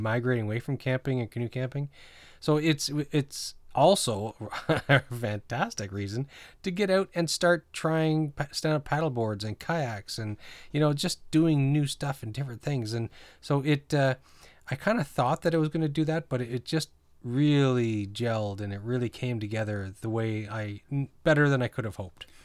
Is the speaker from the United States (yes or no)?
no; New Brunswick, Canada; also born or lived in Greater Toronto Area; now in Toronto, Canada; I grew up in New Brunswick and th, it was that mentality, and I kinda miss it living here in the G T A.